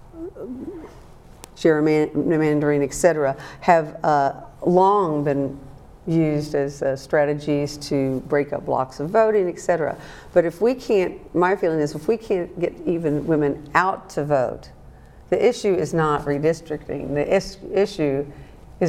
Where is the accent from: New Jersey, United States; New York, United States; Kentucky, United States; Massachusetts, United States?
Kentucky, United States; we grew up in Kentucky, the mountains of all things